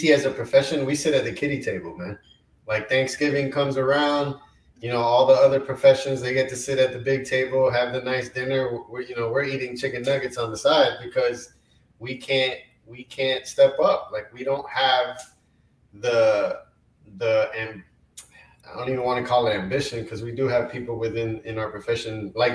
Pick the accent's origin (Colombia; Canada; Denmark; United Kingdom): Colombia; moved away; I was born in Colombia, South America.